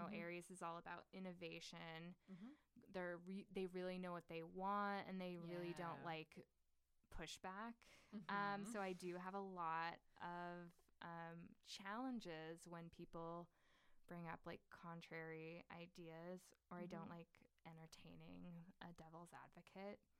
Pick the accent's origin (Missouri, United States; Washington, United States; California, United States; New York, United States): California, United States; Sacramento; also born or lived in Los Angeles; now in Pennsylvania, United States; I grew up in Sacramento